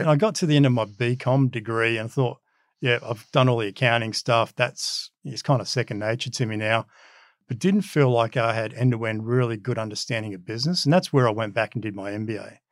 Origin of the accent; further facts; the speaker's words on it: Wollongong, New South Wales, Australia; English is a second language; moved away as an adult; also born or lived in Bitola, North Macedonia; Grew up in Wollongong, so we came straight to Wollongong, and basically I lived there till mid to late twenties.